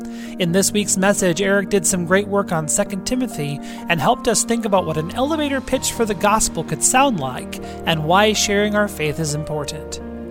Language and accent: English; Gregory, South Dakota, United States; now in Canton, United States; I had the opportunity this week to spend the weekend in my hometown of Gregory, South Dakota